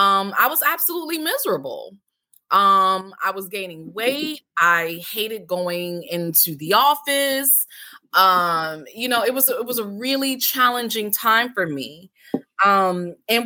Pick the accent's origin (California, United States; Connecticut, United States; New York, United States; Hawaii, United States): Connecticut, United States; moved away as an adult; also born or lived in Washington, D.C. / Maryland; now in D.C./Maryland area, United States; I'm originally from Connecticut